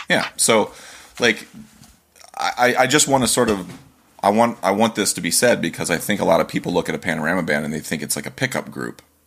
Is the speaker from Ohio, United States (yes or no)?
yes; Ohio, United States; now in Manchester, United States; I grew up in Ohio